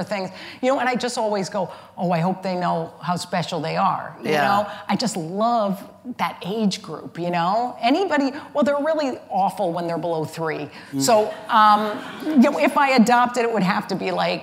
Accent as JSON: {"language": "English", "region": "Connecticut", "country": "United States", "said": "I am from Connecticut"}